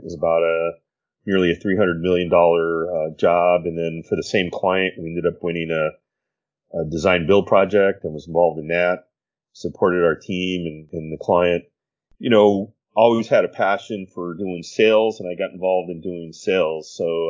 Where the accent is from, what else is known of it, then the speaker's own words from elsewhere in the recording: Albuquerque, New Mexico, United States; moved away as an adult; also born or lived in Los Angeles / Phoenix; I was born and raised in Albuquerque. I went to school in New Mexico.